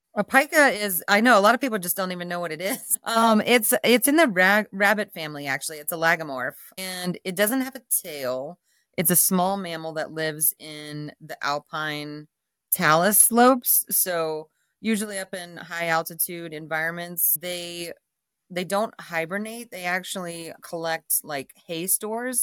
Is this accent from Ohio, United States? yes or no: yes; Dayton, Ohio, United States; moved away as an adult; now in Jackson Hole, United States; I am a Midwesterner from Ohio, Dayton area, and grew up there, you know, very much suburbia, uh, in a, in a small suburb outside of Dayton